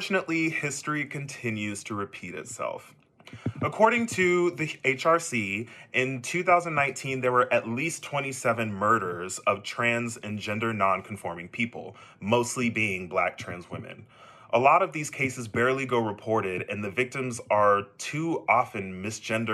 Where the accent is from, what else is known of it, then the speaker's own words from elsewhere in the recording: Texas, United States; Me being a Texan myself, I can definitely attest to growing up gay in Texas